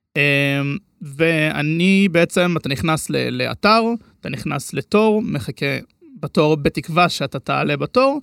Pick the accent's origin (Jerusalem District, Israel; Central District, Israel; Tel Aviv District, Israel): Tel Aviv District, Israel; Herzliya; בן 23, אה, מהרצליה